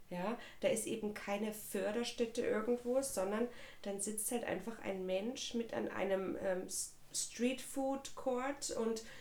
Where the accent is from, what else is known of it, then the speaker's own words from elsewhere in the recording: East Germany, Germany; ich bin ja ein, ein Kind der DDR. Mhm. Das heißt, ich bin überhaupt nicht irgendwie religiös, kirchlich erzogen worden.